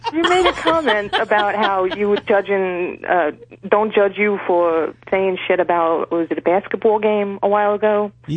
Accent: Long Island, New York, United States; now in Florida, United States; I'm from Long Island.

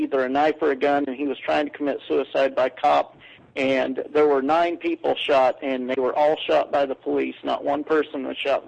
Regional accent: Texas, United States; I'm from Texas

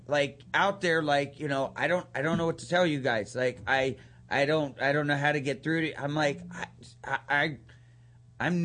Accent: East Liverpool, Ohio, United States; also born or lived in Canton, Ohio; we moved from back to my hometown, which is East Liverpool, Ohio, where I was born and where my parents were born and everything

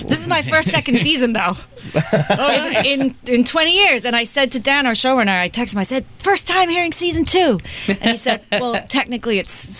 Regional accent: England, United Kingdom; now in United States; I grew up in England, so I didn't have the same reference as my husband, who's American-born

